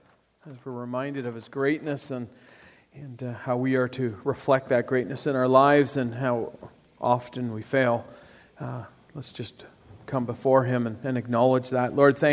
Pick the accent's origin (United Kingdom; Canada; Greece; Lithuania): Canada; Toronto, Ontario; So I grew up in Toronto, or just outside of Toronto, for probably, I guess, the first 40-something years of my life.